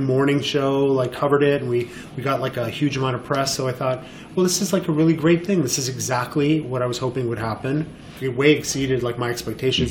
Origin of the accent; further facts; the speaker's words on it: Montreal, Quebec, Canada; moved away as an adult; also born or lived in Los Angeles / Miami; now in New York, United States; I was born and raised in Montreal